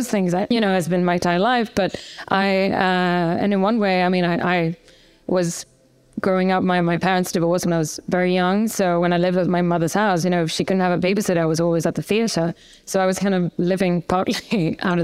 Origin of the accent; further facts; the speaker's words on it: Gothenburg, Västra Götaland, Sweden; English is a second language; moved away as an adult; I was raised in Gothenburg, second biggest town in Sweden.